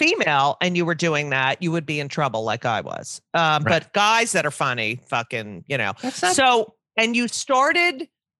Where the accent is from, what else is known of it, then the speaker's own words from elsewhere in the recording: New Jersey, United States; No, I grew up in New Jersey.